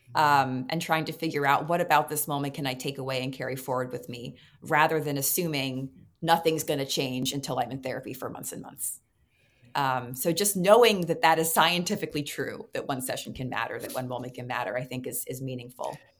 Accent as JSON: {"language": "English", "town": "New York City", "region": "New York", "country": "United States", "tie": "born or raised there", "said": "I was uh, growing up in New York City"}